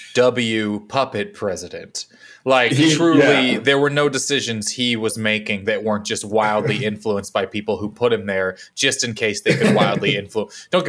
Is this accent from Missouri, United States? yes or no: yes; Missouri, United States; he's from 3 minutes away from where I grew up in Missouri.